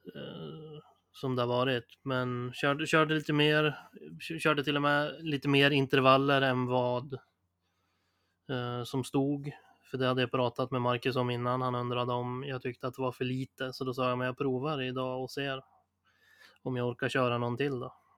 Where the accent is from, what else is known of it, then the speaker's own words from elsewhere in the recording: Sundsvall, Västernorrland County, Sweden; vi kommer ju från Sundsvall